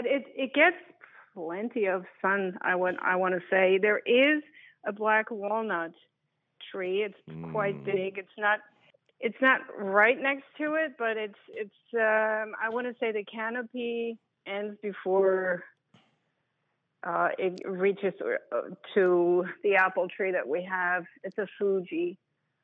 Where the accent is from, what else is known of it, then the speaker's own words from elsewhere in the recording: Germany; now in Downingtown, United States; So I am in Downingtown. I'm originally from Germany.